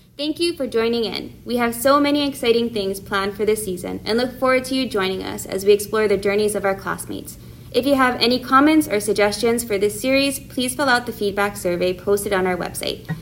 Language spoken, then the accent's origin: English; Oahu, Hawaii, United States; also born or lived in San Diego; I was born here on Oahu and graduated from Kamehameha High School in 2014